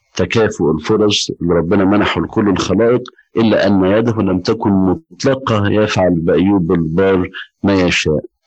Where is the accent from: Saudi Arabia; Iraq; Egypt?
Egypt; عندنا في مصر